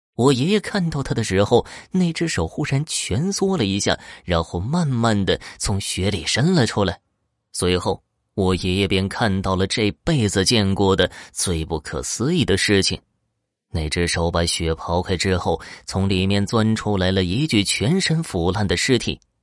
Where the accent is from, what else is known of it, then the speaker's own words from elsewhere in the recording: Horqin Grassland, Inner Mongolia, China; 美丽的科尔沁大草原是我的家乡